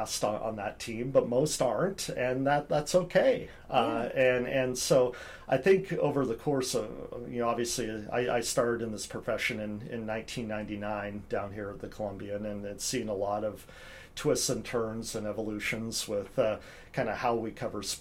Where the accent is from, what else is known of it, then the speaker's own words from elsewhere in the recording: Eugene, Oregon, United States; now in Vancouver, United States; friends I've known since I was in elementary school with some of them growing up in Eugene, Oregon